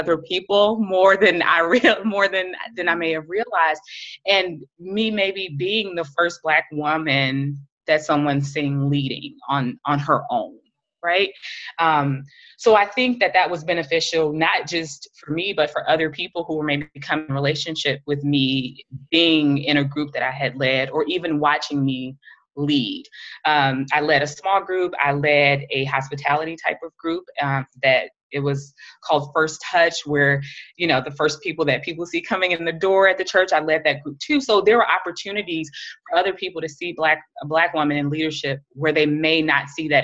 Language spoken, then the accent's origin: English; United States; as an American, as a Black woman